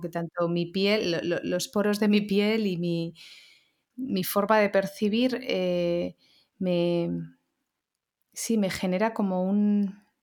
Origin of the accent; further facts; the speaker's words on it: Barcelona, Catalonia, Spain; now in Madrid, Spain; Yo también soy nacida en Barcelona, pero llevo 20 años en Madrid